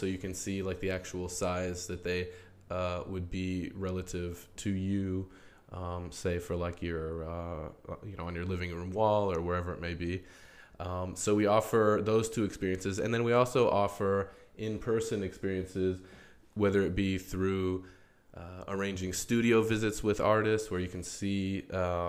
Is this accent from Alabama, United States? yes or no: no; Albuquerque, New Mexico, United States; I'm originally from Albuquerque, New Mexico, but I have lived as something of a nomadic artist.